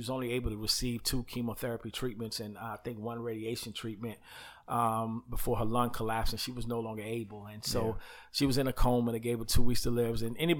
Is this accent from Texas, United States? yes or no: no; Uniondale, New York, United States; also born or lived in Queens; And so I was born in Queens. Mm-hmm. New York, and later on moved out to a place called Chill City, Uniondale, okay.